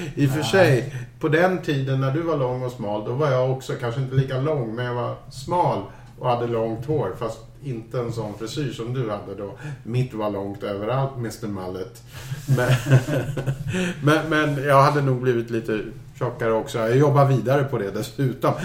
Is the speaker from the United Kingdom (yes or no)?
yes; Scotland, United Kingdom; moved away; men jag kommer ju från Skottland